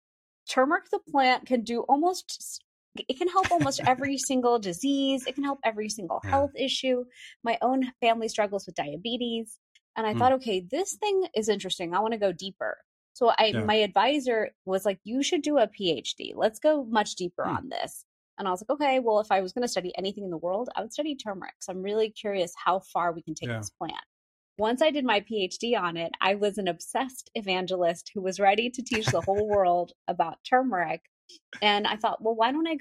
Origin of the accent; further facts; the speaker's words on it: Houston, Texas, United States; growing up in Houston, Texas